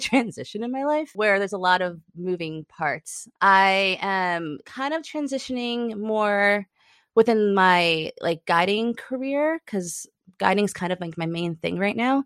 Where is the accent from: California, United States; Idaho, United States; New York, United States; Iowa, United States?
New York, United States; now in Chattanooga, United States; I'm originally from New York